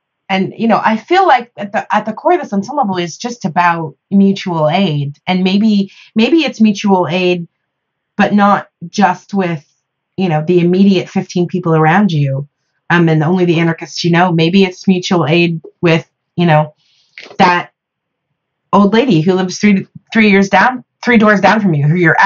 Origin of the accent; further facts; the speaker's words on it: Midwest, United States; I'm from the Midwest